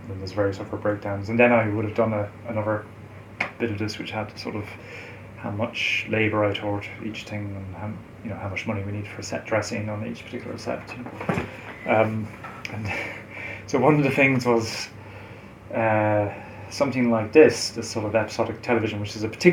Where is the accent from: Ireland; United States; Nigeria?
Ireland; Galway, Connacht; I used to go to London from Galway, it's my hometown.